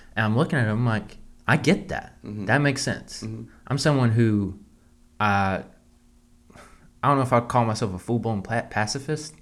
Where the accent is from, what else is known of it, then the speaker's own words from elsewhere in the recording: the South, United States; growing up in the South, you it's normal for people to go hunt.